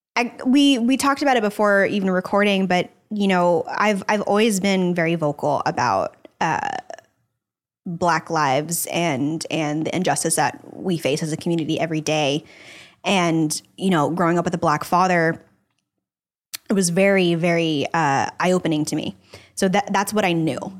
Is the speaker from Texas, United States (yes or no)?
yes; Dallas, Texas, United States; now in Los Angeles, United States; I grew up in Dallas, Texas